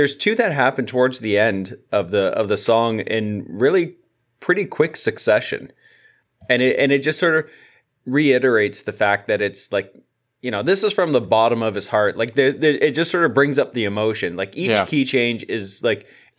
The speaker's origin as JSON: {"language": "English", "country": "Canada", "said": "I'm Canadian, so"}